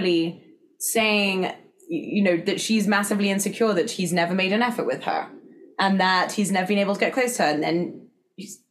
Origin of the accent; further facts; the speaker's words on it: England, United Kingdom; accent: English; moved away as an adult; now in United States; me as an English person at the time